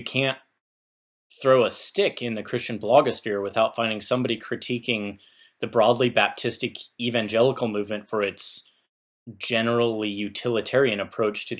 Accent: United States; we Americans

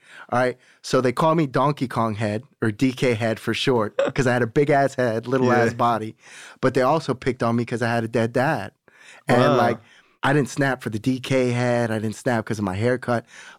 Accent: Florida, United States; I'm from Broward County, Florida.

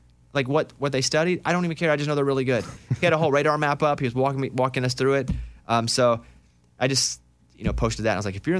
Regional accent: Arkansas, United States; And I grew up in Arkansas, we had tornadoes

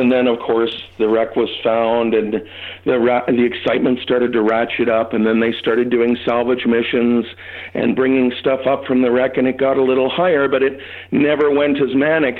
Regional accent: Toronto, Ontario, Canada; For years, growing up in Toronto, which is where I lived, there wasn't much that could be found.

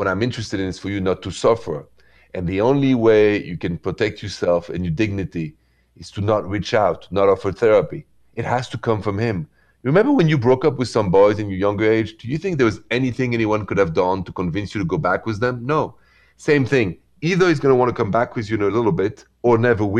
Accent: Paris, Île-de-France, France; accent: French; moved away; The accent is French because I'm from Paris.

